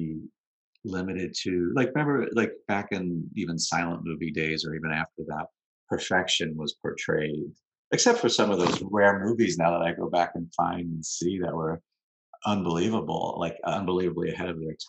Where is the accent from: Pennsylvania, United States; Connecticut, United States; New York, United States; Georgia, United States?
New York, United States; New York City; also born or lived in Long Island, New York / Manhattan, New York; We moved out of Queens when I was 12 to Long Island